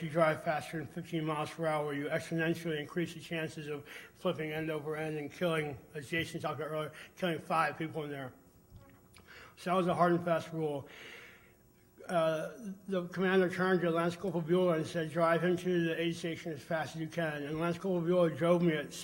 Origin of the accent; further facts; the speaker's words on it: Virginia, United States; I was from Virginia.